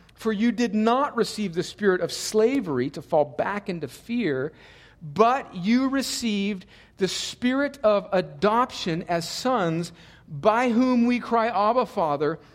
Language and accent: English; El Centro, California, United States; moved away; my hometown of El Centro, California